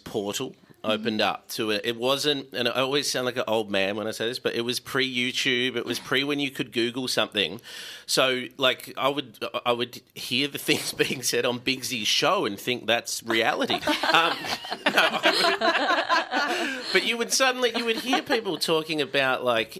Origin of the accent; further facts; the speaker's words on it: Bulleen, Victoria, Australia; growing up in Bulleen